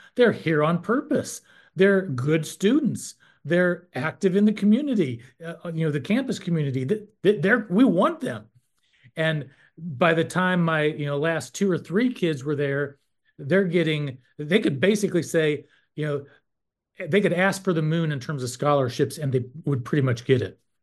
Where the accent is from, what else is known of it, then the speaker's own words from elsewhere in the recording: North Carolina, United States; I'm from North Carolina, and I served for 12 years on the NCHE board